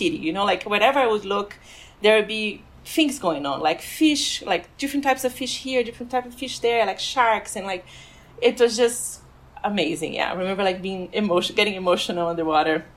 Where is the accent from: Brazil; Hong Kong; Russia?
Brazil; moved away as an adult; also born or lived in France; now in Washington, D.C., United States; I was born and raised in Brazil